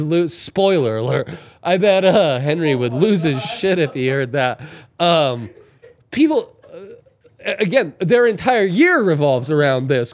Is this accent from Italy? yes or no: yes; Italy; moved away; growing up in Italy